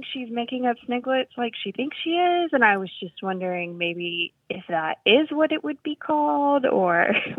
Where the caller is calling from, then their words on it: Suitland, Maryland, United States; I'm calling from Suitland, Maryland.